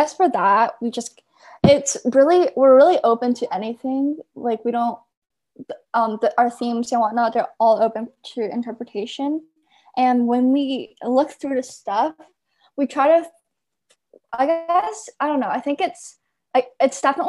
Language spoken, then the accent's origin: English; Bay Area, California, United States; I'm from the Bay Area